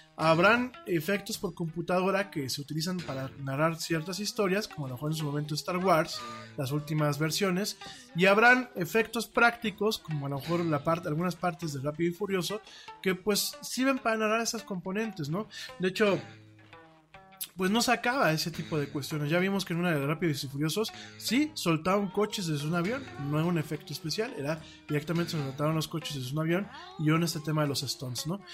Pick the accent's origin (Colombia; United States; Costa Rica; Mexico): Mexico; yo soy orgullosamente latino y orgullosamente mexicano